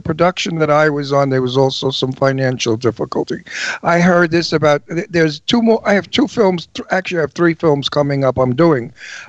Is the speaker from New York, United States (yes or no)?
yes; New York City, New York, United States; I'm from Brooklyn.